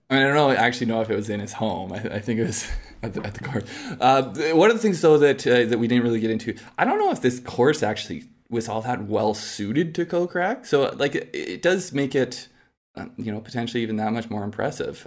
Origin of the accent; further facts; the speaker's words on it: Canada; as a Canadian